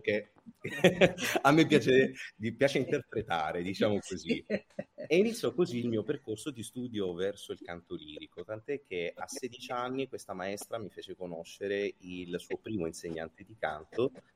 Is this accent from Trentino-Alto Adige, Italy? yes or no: no; Calabria, Italy; io sono nato in Calabria, ho studiato al Conservatorio di Vipo Valencia